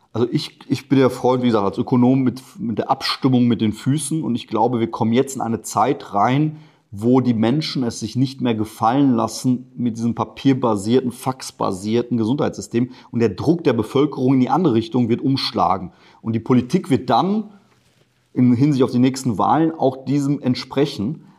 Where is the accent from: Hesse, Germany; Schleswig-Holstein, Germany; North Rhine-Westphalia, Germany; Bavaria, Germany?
North Rhine-Westphalia, Germany; Ruhr area; also born or lived in Poland; ich komme aus dem Ruhrgebiet